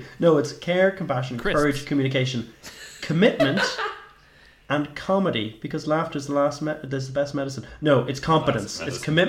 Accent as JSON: {"language": "English", "country": "Ireland", "said": "as an Irish person"}